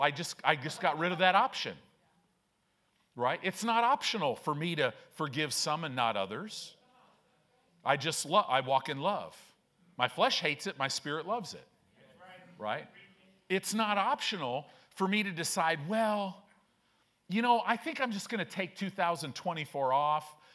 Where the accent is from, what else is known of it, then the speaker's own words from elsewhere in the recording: Chicago, Illinois, United States; also born or lived in Southern California; now in Omaha, United States; I grew up in Chicago